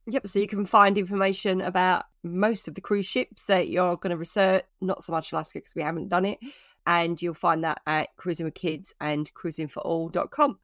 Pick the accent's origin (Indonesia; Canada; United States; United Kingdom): United Kingdom; I'm proud to be British